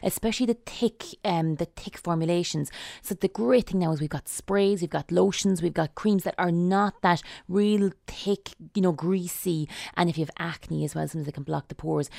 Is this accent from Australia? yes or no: no; Sligo, Connacht, Ireland; I'm from Sligo